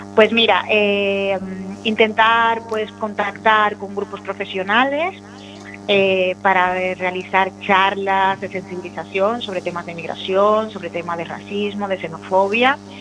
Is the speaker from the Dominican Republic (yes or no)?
yes; Dominican Republic; moved away as an adult; now in A Coruña, Spain; Yo soy una persona migrante, yo soy dominicana, llevo en, en A Coruña 15 años